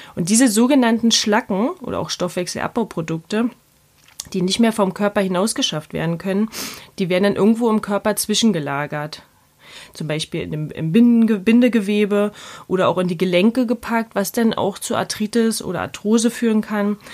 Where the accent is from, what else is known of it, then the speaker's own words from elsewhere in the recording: Berlin, Germany; accent: Berlinisch; nicht mehr ganz so Berlinern